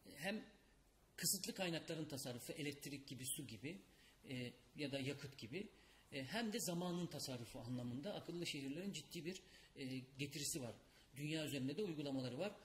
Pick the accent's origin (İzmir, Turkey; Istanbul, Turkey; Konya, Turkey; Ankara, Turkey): İzmir, Turkey; moved away; ben İzmirliyim İzmir'e gidip geliyorum devamlı